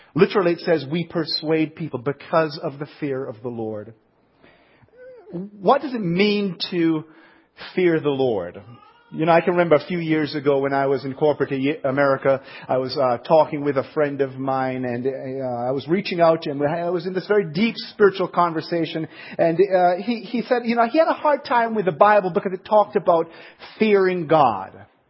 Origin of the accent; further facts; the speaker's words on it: Jamaica; accent: southern accent; now in Ohio, United States; I grew up in Jamaica